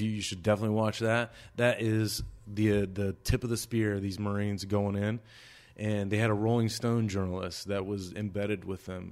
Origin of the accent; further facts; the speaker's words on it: United States; I'm an American